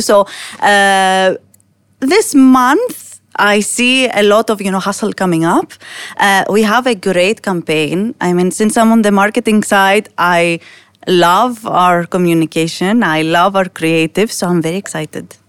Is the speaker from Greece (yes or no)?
yes; Greece; now in United Arab Emirates; I come from Greece, a very different market. And then I come here